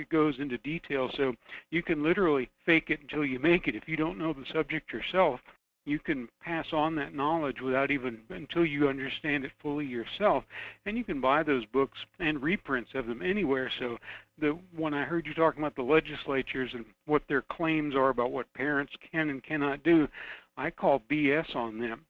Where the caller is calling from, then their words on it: Fairbanks, Alaska, United States; calling from Fairbanks